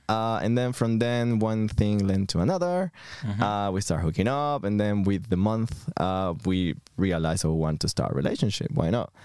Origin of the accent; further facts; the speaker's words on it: Venezuela; moved away as an adult; now in London, United Kingdom; I'm coming from Venezuela. I've been in London for the last nine years